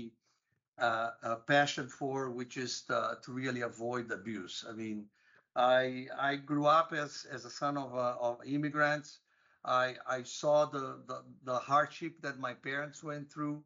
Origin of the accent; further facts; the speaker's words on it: Brazil; moved away as an adult; also born or lived in United States; I grew up in Brazil